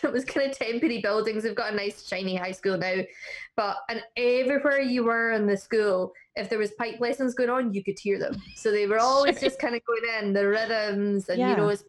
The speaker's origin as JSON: {"language": "English", "area": "Northwest Highlands", "region": "Scotland", "country": "United Kingdom", "moved": "yes", "lives_now": "Isle of Man", "said": "I'm kind of a Highlander. Oh. So I'm from Northwest."}